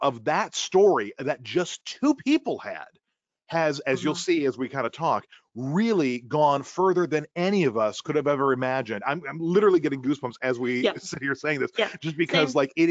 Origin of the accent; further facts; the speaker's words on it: Milwaukee, Wisconsin, United States; moved away as an adult; now in Los Angeles, United States; born and raised in Milwaukee, Wisconsin, in the heart of the Midwest, and moved out to Los Angeles, California